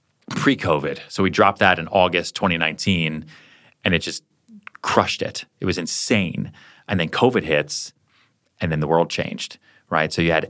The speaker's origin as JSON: {"language": "English", "region": "Colorado", "country": "United States", "tie": "born or raised there", "said": "I'll do a house tour of the house that I grew up in Colorado, put my parents on camera"}